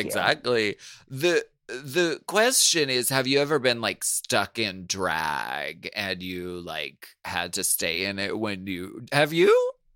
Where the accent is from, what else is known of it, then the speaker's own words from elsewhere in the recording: Erie, Pennsylvania, United States; moved away; when I did the show in Erie, Pennsylvania, my hometown